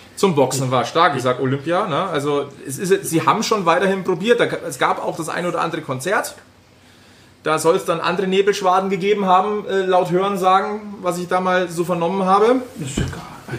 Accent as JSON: {"language": "German", "town": "Munich", "region": "Bavaria", "country": "Germany", "said": "als Münchner"}